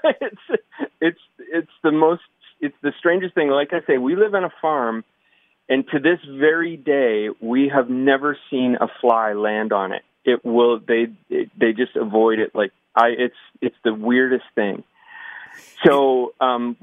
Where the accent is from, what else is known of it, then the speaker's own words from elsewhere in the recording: Waterloo, Ontario, Canada; I'm from Waterloo.